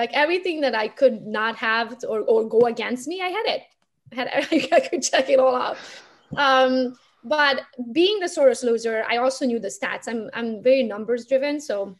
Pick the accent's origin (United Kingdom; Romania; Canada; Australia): Romania; English is a second language; moved away as an adult; now in Michigan, United States; I'm from Romania, so my whole family is back home.